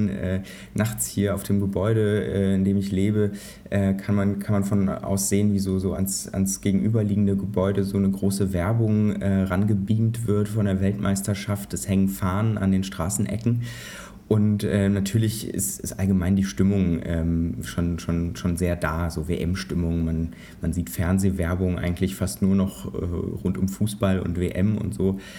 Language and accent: German; Kazakhstan; German is a second language; ich war, also ursprünglich komme ich aus Kasachstan, da war ich mal früher. Äh, in Usbekistan ist meine, meine Familie aufgewachsen